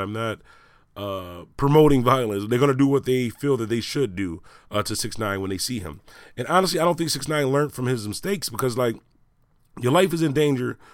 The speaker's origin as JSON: {"language": "English", "town": "Buffalo", "region": "New York", "country": "United States", "said": "I'm from Buffalo, New York"}